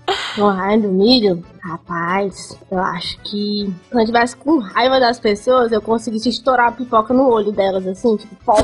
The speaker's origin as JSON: {"language": "Portuguese", "town": "Fortaleza", "region": "Ceará", "country": "Brazil", "tie": "born or raised there", "also_born_or_lived": "Brasília", "said": "eu fui parida em Brasília, mas com dois anos eu vim aqui para Fortaleza"}